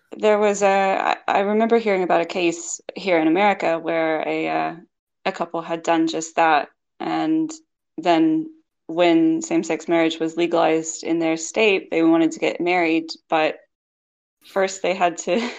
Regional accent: Kentucky, United States; moved away as an adult; also born or lived in Tokyo, Japan / United Kingdom; I'm from Kentucky

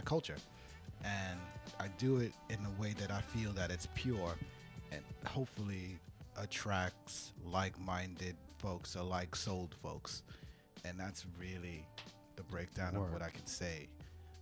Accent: New York City, New York, United States; I'm from Brooklyn.

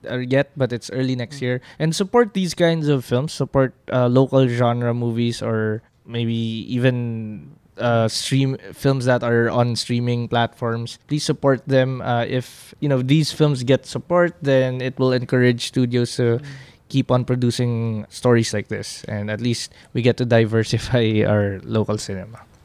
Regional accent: Philippines; as a Filipino

